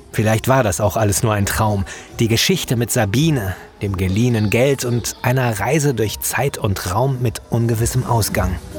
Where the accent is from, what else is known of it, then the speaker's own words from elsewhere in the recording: Wenden, North Rhine-Westphalia, Germany; moved away; in meiner alten Heimatgemeinde im Südsauerland